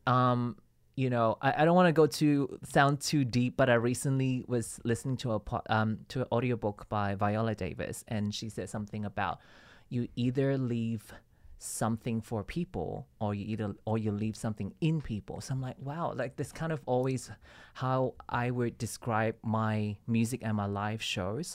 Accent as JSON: {"language": "English", "town": "Ipoh", "region": "Perak", "country": "Malaysia", "tie": "born or raised there", "also_born_or_lived": "Sydney, Australia", "moved": "as an adult", "lives_now": "Australia", "said": "I grew up in Malaysia in a small town called Ipoh"}